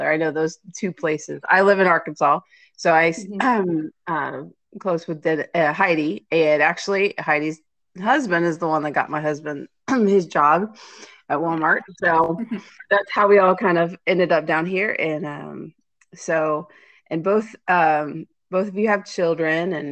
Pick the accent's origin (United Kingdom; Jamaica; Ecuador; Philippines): Ecuador; two of my dear friends that I grew up with in Ecuador. They actually lived in my uh, apartment building